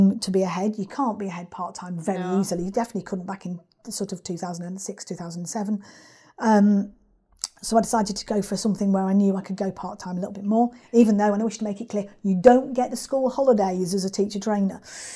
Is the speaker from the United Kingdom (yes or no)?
yes; Lincolnshire, East Midlands, United Kingdom; moved away as an adult; also born or lived in Lancashire / Manchester; I'm not from around here, I'm from Lincolnshire originally